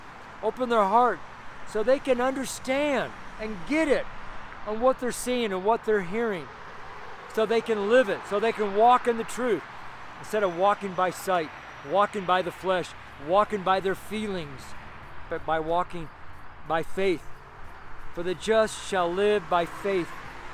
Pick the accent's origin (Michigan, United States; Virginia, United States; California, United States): California, United States; I'm from Northern California, so I'll know all about tree huggers.